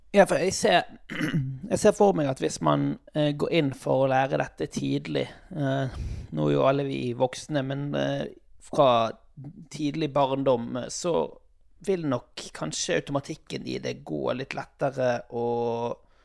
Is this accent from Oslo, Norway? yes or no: no; Sotra, Vestland, Norway; der jeg er ifra, på Sotra